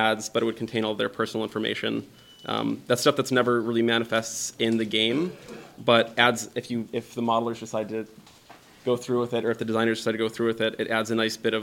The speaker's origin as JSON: {"language": "English", "town": "Tampa", "region": "Florida", "country": "United States", "tie": "born or raised there", "also_born_or_lived": "Pasadena, California", "moved": "yes", "lives_now": "Seattle, United States", "said": "I grew up in Florida around Tampa Bay"}